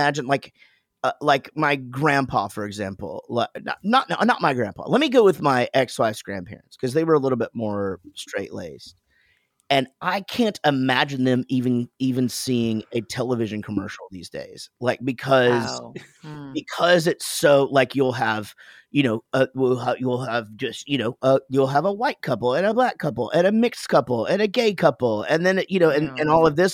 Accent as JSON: {"language": "English", "town": "Wichita Falls", "region": "Texas", "country": "United States", "said": "I'm from Wichita Falls, Texas."}